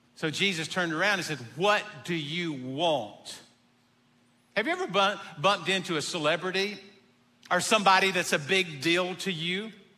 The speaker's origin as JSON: {"language": "English", "town": "Abbeville", "region": "South Carolina", "country": "United States", "said": "I'm from Abbeville"}